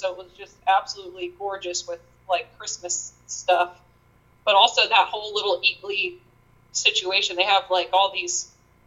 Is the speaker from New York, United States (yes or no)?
yes; Congers, New York, United States; moved away; I'm originally from just north of the city, so it's Congers, New York, in Rockland County